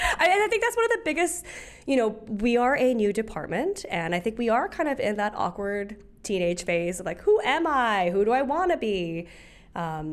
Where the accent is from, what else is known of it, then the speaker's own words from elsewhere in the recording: Hawaii, United States; I'm from Hawaii.